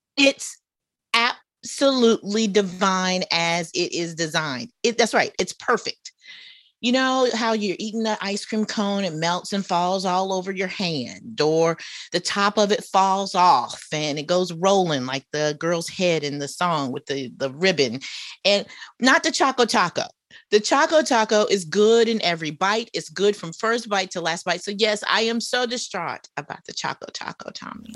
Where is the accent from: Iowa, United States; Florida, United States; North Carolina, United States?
North Carolina, United States; Charlotte; accent: Southern; moved away; also born or lived in Atlanta, Georgia; my experiences growing up in Charlotte, North Carolina.